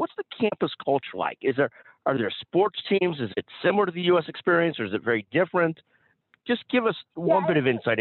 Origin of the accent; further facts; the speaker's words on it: Chicago, Illinois, United States; I grew up in Chicago